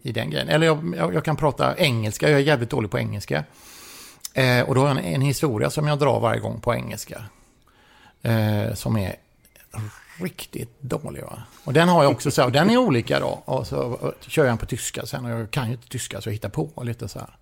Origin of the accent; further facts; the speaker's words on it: Gothenburg, Västra Götaland, Sweden; also born or lived in Hisingen; jag kommer från Landala och Landala ligger ju ovanför, eh, eh, vad ska man säga, Avenyn